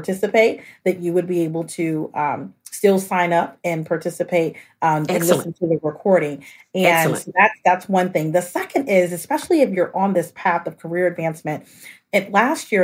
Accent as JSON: {"language": "English", "town": "Austin", "region": "Texas", "country": "United States", "said": "I'm originally from Austin, Texas"}